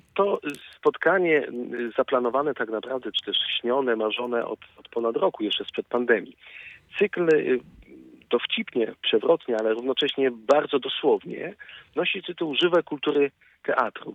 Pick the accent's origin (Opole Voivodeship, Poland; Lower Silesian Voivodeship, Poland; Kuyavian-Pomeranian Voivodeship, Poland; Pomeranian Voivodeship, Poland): Lower Silesian Voivodeship, Poland; Wrocław; jako wrocławianin